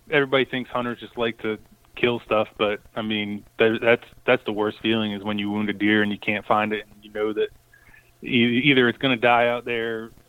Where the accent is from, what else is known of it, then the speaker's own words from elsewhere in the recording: East Coast, United States; I grew up on the East Coast.